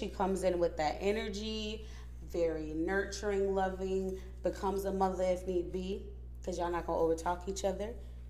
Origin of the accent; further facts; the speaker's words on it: North Florida, United States; I'm from Florida.